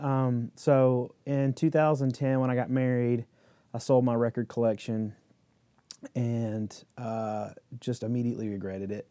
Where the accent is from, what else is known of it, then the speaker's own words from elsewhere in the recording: Midland, North Carolina, United States; I grew up in Midland, like on a farm